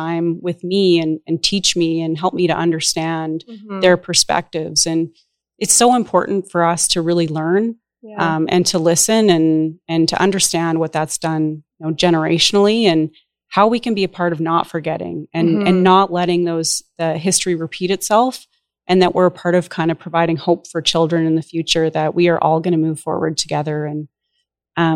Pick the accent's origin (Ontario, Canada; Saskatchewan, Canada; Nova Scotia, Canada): Saskatchewan, Canada; moved away as an adult; also born or lived in Alberta; I'm born and raised in Saskatchewan, spent most of my adult life in Alberta